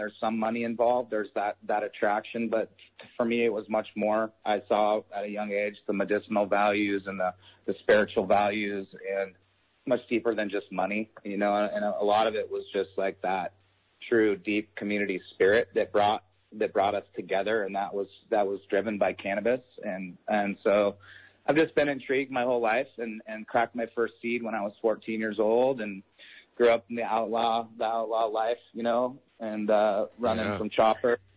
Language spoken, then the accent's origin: English; Garberville, California, United States; I was born and raised in Southern Humboldt in the Garberville area